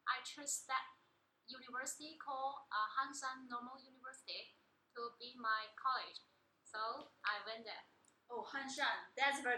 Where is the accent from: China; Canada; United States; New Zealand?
China; Zhanjiang, Guangdong; also born or lived in Chaozhou; I was born in Zhanjiang.